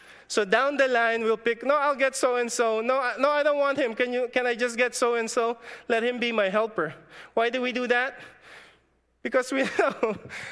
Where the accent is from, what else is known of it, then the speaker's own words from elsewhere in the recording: Philippines; moved away; In my hometown in the Philippines, our economy is agriculture.